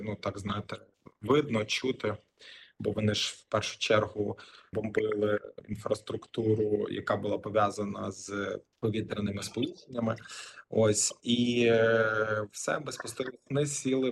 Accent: Lviv, Lviv Oblast, Ukraine; moved away as an adult; also born or lived in Kyiv, Ukraine; now in Sydney, Australia; Я народився в місті Львові

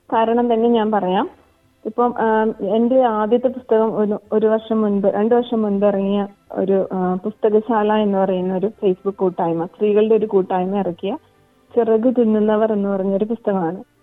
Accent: Malayali, Kerala, India; now in Townsville, Australia; നമ്മൾ മലയാളികൾ

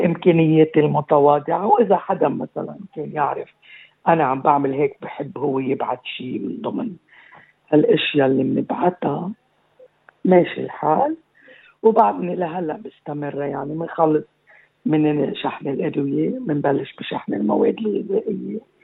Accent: Aqaybeh, Keserwan-Jbeil, Lebanon; moved away as an adult; also born or lived in Amchit / Beirut; now in Australia; من مواليد العقايبة كسروان تعلمت بعمشيت

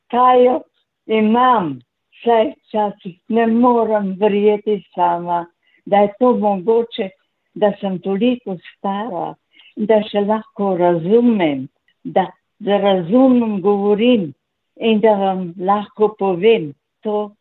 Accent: Slovenska Bistrica, Slovenia; also born or lived in Pragersko; Moje rojstno kraj je v Sloveniji, Švečnevec, Slovenska bistrica, na Švečnevcu pri Slovenski bistrici

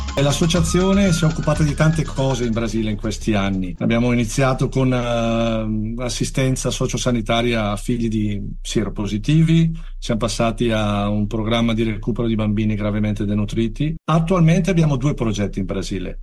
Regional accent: Bergamo, Lombardy, Italy; io che sono bergamasco

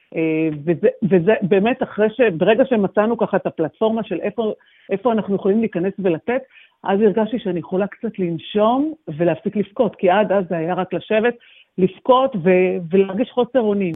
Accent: Ra'anana, Central District, Israel; moved away as an adult; also born or lived in Sydney, Australia; now in Melbourne, Australia; המשפחות שלנו הן במרכז, אנחנו מרעננה ובעלים מגני תקווה

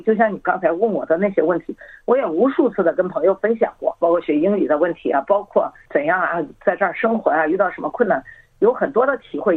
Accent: Henan, China; moved away as an adult; now in Australia; 我来自，呃，中国河南嗯。我是退休了四次以后，跟随着女儿的足迹，二零一五年来到了澳洲，到现在已经将近七年了

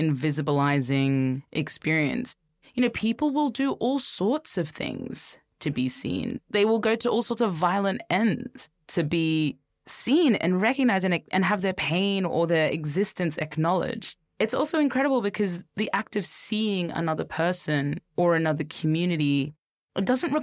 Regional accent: Brisbane, Queensland, Australia; I was growing up in Brisbane in the 90s and 2000s.

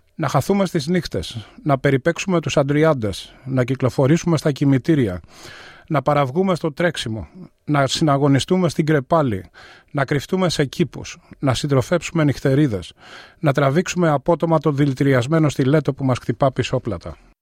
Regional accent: Athens, Attica, Greece; born or raised there; moved away as an adult; now in Melbourne, Australia

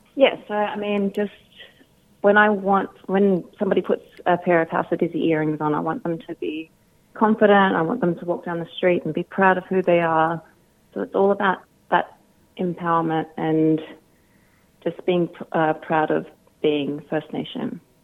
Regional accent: Sydney, New South Wales, Australia; moved away; I'm originally from Sydney, so I do miss Sydney mob

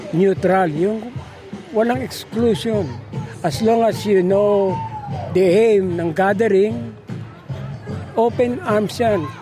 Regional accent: Philippines; now in Melbourne, Australia; bumabalik sa akin yung kabataan ko sa Pilipinas.

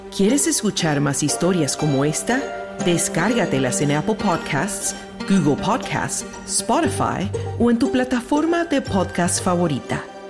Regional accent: Nicaragua; soy una poeta nicaragüense

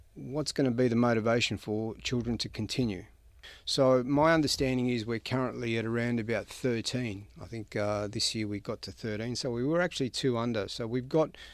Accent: St Albans, Victoria, Australia; also born or lived in Karlsruhe, Germany / Croatia; my education kind of began in a town or a suburb called St Albans

